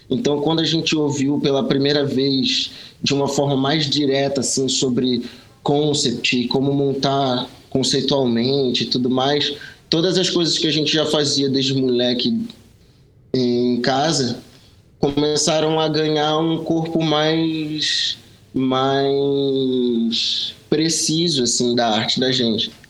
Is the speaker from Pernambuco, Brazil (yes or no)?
yes; Pernambuco, Brazil; a gente é pernambucano, tá ligado? O sotaque engana, mas a gente é pernambucano.